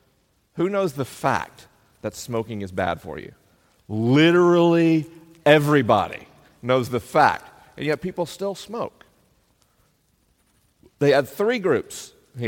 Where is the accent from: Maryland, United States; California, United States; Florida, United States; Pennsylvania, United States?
Florida, United States; Tallahassee; my only book launch party in my hometown